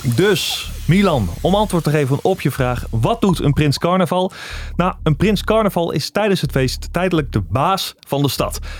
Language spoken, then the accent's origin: Dutch; Drenthe, Netherlands; Ik kom ook uit Drenthe.